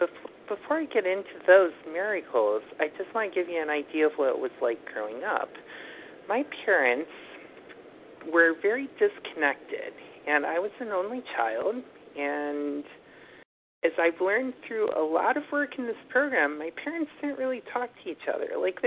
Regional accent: Buffalo, New York, United States; moved away as an adult; now in New York City, United States; And then I moved to New York City from Buffalo in 2011, and I discovered my love of walking

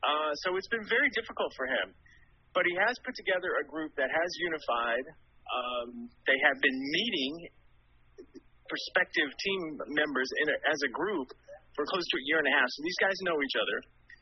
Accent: North Carolina, United States; I'm a North Carolinian, and it's really cool to have this event in my home state

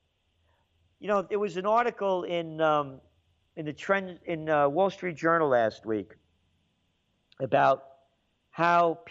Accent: New York City, New York, United States; also born or lived in Yonkers; I grew up in the Bronx. Then we moved to Yonkers later on.

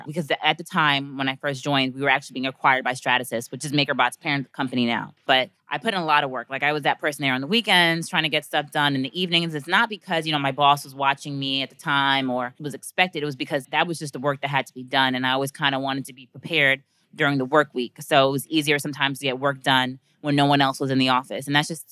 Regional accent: New York City, New York, United States; I'm from Brooklyn, New York, as Kevin mentioned. Grew up in Park Slope

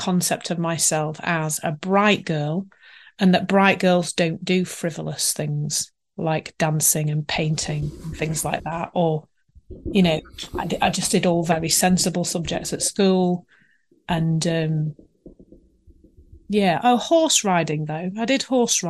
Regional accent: Leeds, Yorkshire and the Humber, United Kingdom; I was born in Leeds, actually, probably not that far from where I live now

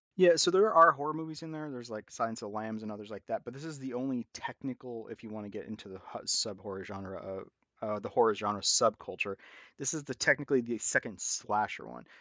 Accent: Corpus Christi, Texas, United States; growing up in Corpus Christi, Texas

